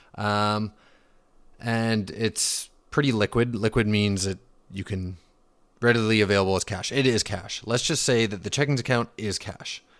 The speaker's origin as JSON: {"language": "English", "town": "Vancouver", "region": "British Columbia", "country": "Canada", "tie": "born or raised there", "also_born_or_lived": "Calgary / Okanagan", "said": "grew up in the Vancouver region, currently living in the Okanagan"}